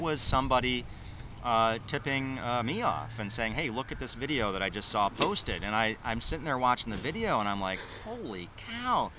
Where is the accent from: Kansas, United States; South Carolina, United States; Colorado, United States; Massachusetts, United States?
Massachusetts, United States; Worcester; I'm from the Worcester area.